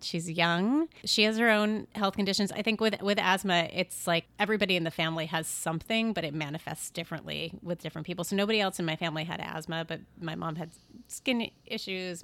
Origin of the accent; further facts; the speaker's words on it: Syracuse, New York, United States; moved away; My family is upstate New York. I grew up in Syracuse